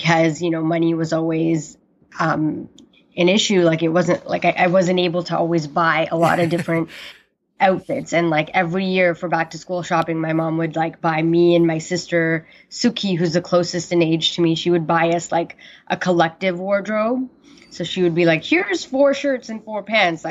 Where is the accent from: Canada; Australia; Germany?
Canada; Toronto, Ontario; first language Punjabi; English is a second language; also born or lived in Brantford / Mississauga / Brampton; I grew up in Toronto. So I was born in Brantford, which is close to Hamilton, if you guys are familiar with Toronto. And then we moved around quite a bit between like Rexdale, Moulton, Mississauga, and then settled in Brampton